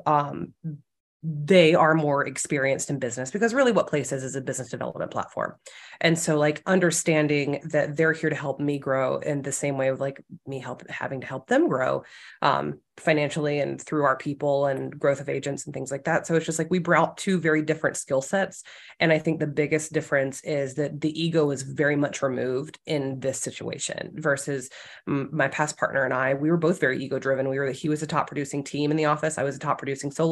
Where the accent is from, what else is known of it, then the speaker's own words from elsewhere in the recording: South Carolina, United States; moved away; I'm not from this area. I'm from South Carolina.